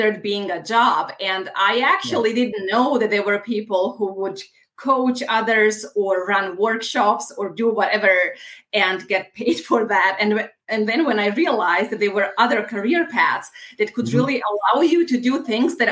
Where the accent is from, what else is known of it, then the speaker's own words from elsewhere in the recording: Bosnia & Herzegovina; moved away as an adult; also born or lived in Italy / United States; now in Munich, Germany; I was born in Bosnia